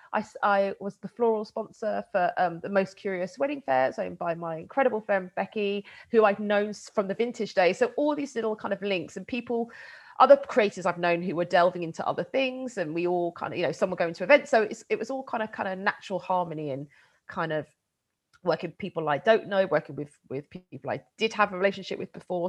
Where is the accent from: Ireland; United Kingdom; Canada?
United Kingdom; I grew up just outside of London